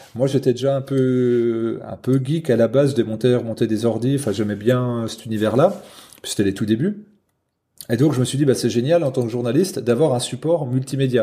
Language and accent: French; Haute-Saône, Bourgogne-Franche-Comté, France; moved away as an adult; now in Jura, France; Là j'habite dans le Jura depuis une dizaine d'années mais je suis originaire de Haute-Saône donc franc-comtois